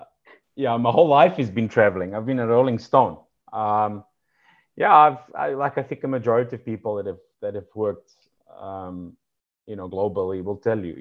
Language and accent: English; Rijeka, Primorje-Gorski Kotar County, Croatia; born there; also born or lived in Serbia / South Africa / London; I was born in Rijeka in Croatia, lived in Serbia, emigrated to South Africa